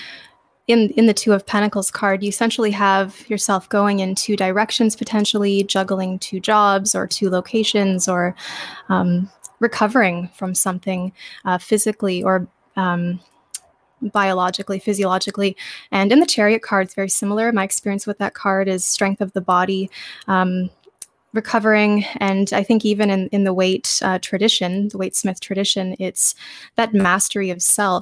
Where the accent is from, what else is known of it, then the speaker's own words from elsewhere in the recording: Ontario, Canada; also born or lived in Alberta, Canada / Sault Ste. Marie; I was born in Alberta, Canada. And my parents were both more from the eastern side of Canada, so we eventually moved when I was 6 years old. We came back to Ontario